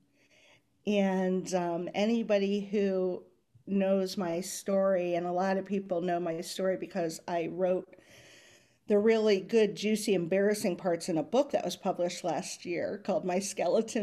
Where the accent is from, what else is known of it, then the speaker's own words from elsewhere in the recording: Southern California, United States; moved away; I am originally from Southern California